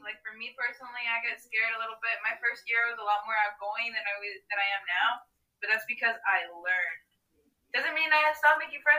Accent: Texas, United States; moved away as an adult; now in Ohio, United States; because I'm a Texan.

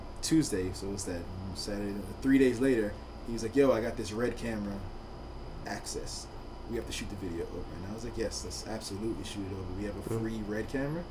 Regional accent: New York City, New York, United States; also born or lived in Jamaica / Saint Vincent and the Grenadines; I am still a black kid from Brooklyn

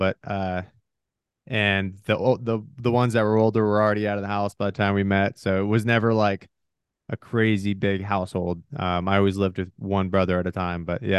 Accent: Washington, United States; also born or lived in Michigan / Oregon / Arizona; I was born in Michigan. My parents split when I was really young, so I ended up moving out to Washington. And then from there, I moved 18 times before my 18th birthday. So I was all around eastern side of Washington.

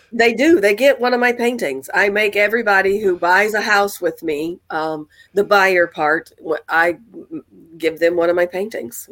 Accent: Mississippi, United States; now in Chicagoland, United States; my hometown of Mississippi

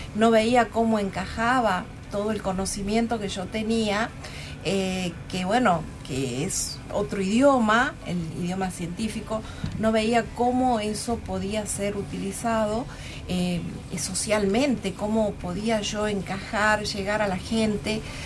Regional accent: Tucumán, Argentina; tenemos que sentirnos orgullosos, como tucumanos

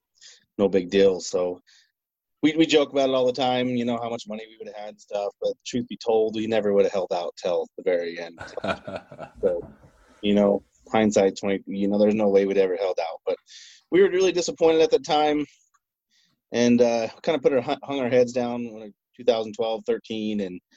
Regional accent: Chubbuck, Idaho, United States; I'm really originally from Chubbuck, Idaho. Born and raised, grew up in Idaho, lived on a little farm.

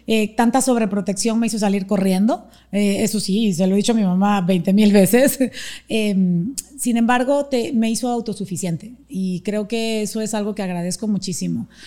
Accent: Panama; born there; Nací en Panamá.

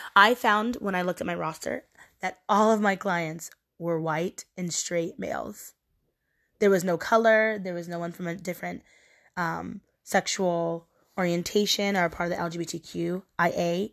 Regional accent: Portland, Oregon, United States; moved away as an adult; now in New York, United States; I'm from Portland, Oregon. And being from Oregon, I am surrounded by white people.

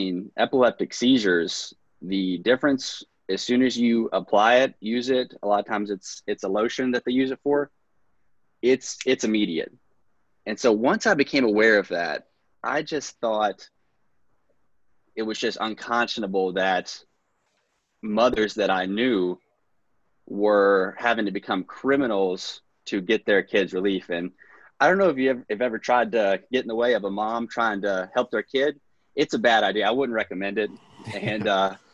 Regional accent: Princeton, West Virginia, United States; Mercer County, Princeton, West Virginia.

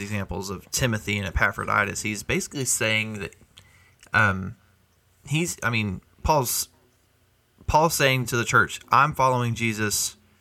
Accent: United States; I'm still an American.

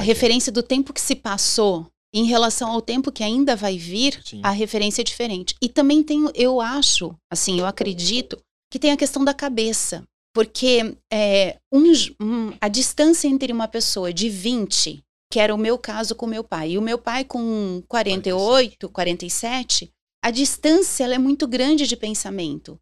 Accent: Londrina, Paraná, Brazil; also born or lived in São Paulo; eu sou londrinense, pé vermelho.

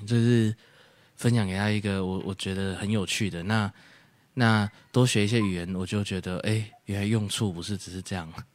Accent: Taiwan; 对我们台湾人来说可能不会唱

